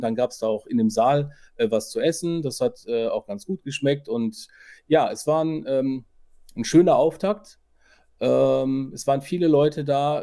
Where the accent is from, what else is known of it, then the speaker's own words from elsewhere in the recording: Ruhr area, North Rhine-Westphalia, Germany; bei uns im Ruhrpott